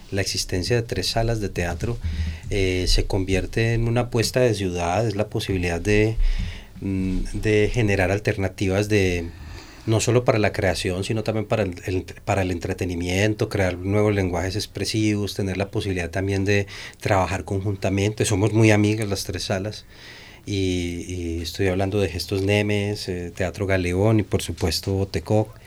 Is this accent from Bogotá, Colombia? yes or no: no; Bello, Antioquia, Colombia; Sí, nosotros nacimos en Niquía, básicamente, en ese barrio, y luego nos pasamos hacia el centro de Bello.